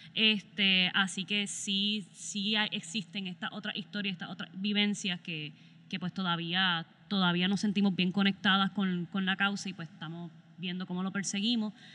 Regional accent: southwest Puerto Rico, Puerto Rico; crecimos haciendo cine en Mayagüez juntos

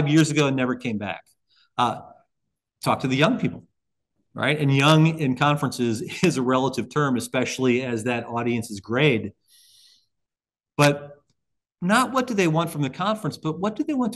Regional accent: Highland, Illinois, United States; I was still practicing in my hometown of Highland, Illinois at the time.

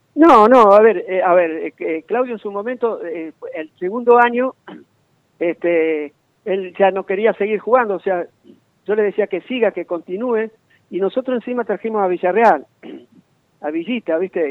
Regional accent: Corral de Bustos, Córdoba, Argentina; yo soy de Corral de Busto

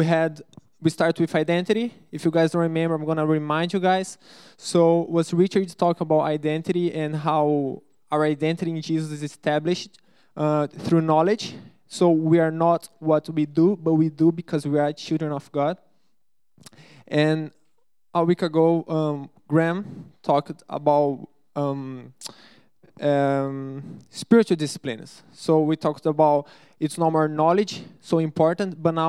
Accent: Brazil; English is a second language; moved away; I'm from Brazil

